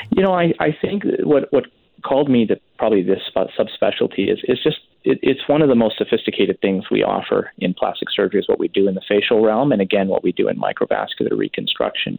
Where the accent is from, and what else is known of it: Richmond, British Columbia, Canada; born or raised there; now in Surrey, Canada